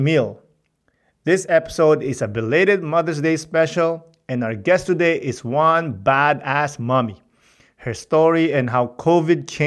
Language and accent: English; Philippines; But I'm Filipino